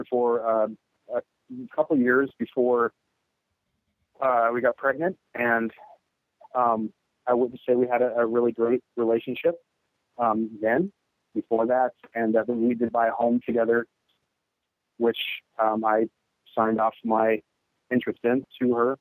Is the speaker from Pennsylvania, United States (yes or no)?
no; Northern California, United States; moved away as an adult; now in Minnesota, United States; I'm from Northern California originally, born and raised